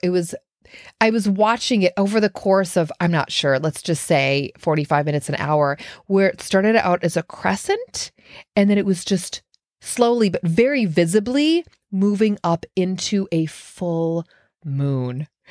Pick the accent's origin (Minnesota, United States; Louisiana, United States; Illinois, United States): Minnesota, United States; Minneapolis; now in Brooklyn, United States; three of my good friends that I grew up with in Minneapolis